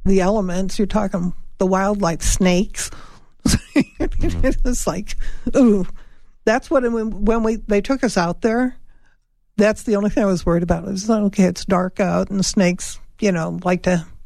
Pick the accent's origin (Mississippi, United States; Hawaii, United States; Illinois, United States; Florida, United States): Illinois, United States; Chicago; moved away; I'm from Chicago.